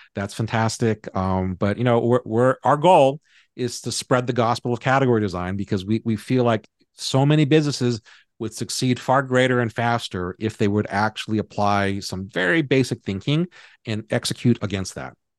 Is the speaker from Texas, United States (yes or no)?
no; Hawaii, United States; I grew up in Hawaii